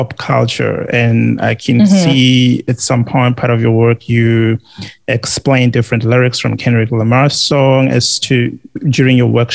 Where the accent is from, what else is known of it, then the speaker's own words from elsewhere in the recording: South Africa; I'm South African